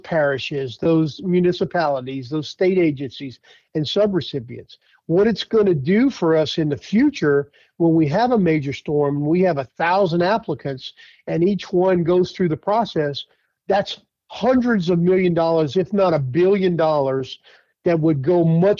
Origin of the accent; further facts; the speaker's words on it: Thibodaux, Louisiana, United States; the last 5 years serving in my hometown as the emergency preparedness director for the city of Thibodeaux